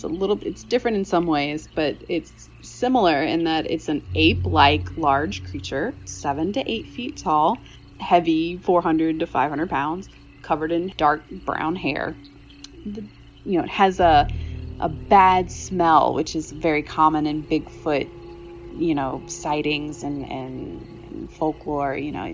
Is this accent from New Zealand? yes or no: no; Baton Rouge, Louisiana, United States; I grew up in South Baton Rouge, which is, you know, a medium-sized city. I grew up in the suburbs, and like right along the edge of South Baton Rouge, my neighborhood butted up against a bunch of sugarcane fields.